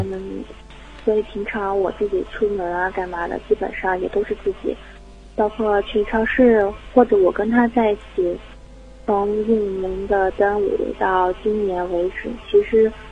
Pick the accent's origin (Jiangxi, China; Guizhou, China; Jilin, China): Jiangxi, China; moved away as an adult; now in Hangzhou, China; 我是江西人